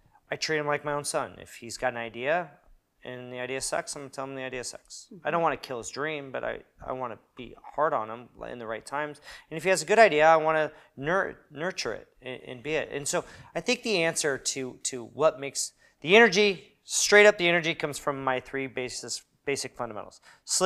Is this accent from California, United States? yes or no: yes; Newport Beach, California, United States; moved away as an adult; now in Long Beach, United States; I grew up in Newport Beach, which is really whitewashed